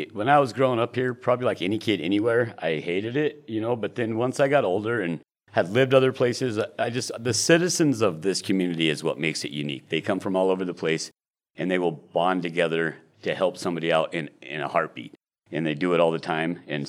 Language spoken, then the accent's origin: English; Elkhart, Indiana, United States; now in Gillette, United States; Well, I'm from Elkhart, Indiana, but my parents decided for me in 1979 that we were moving out here.